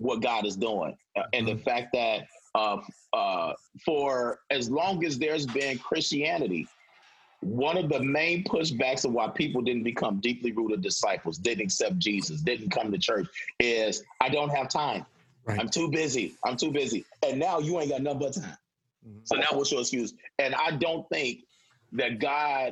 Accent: Chicago, Illinois, United States; now in Renton, United States; I'm originally from Chicago

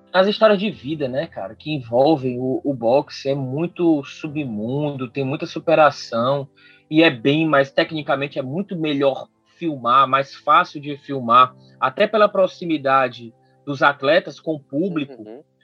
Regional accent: Brazil; enquanto brasileiros

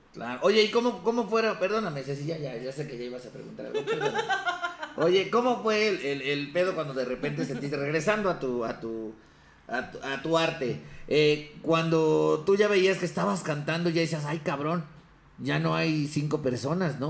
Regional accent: Ecatepec, State of Mexico, Mexico; yo crecí en Ecatepec

